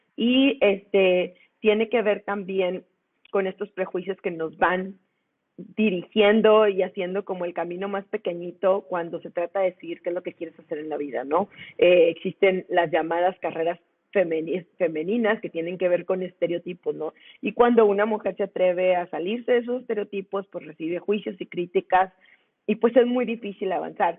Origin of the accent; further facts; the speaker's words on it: Monclova, Coahuila, Mexico; now in Monterrey, Mexico; yo soy de Monclova, yo vivo en Monterrey